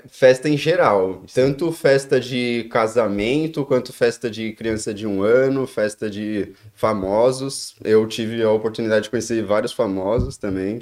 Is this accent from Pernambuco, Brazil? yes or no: no; São Paulo, Brazil; moved away as an adult; also born or lived in Joinville; now in Dublin, Ireland; Eu sou de São Paulo, Zona Norte, capital, São Paulo, mas eu nasci em Joinville. Mas eu vim, fui bem cedo para São Paulo. Quando eu tinha nenhum ano, já já estava em São Paulo já